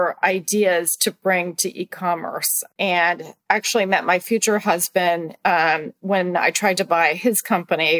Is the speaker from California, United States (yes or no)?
yes; California, United States; moved away; I grew up in California